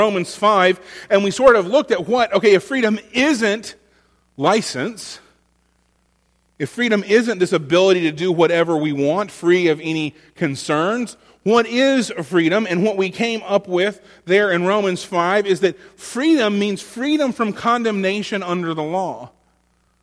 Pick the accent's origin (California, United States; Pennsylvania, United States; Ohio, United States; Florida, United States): Florida, United States; now in North Carolina, United States; my home state